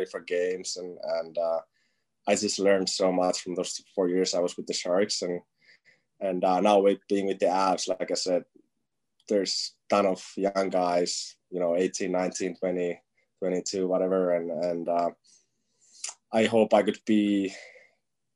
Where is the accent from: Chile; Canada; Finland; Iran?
Finland; now in United States; I'm from Finland, and I'm used to playing outside when it's freezing